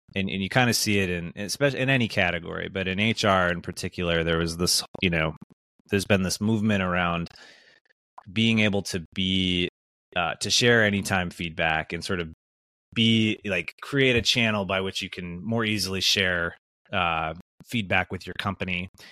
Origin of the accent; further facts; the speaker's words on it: Wisconsin, United States; I grew up in the Midwest, uh, you know, grew up in Wisconsin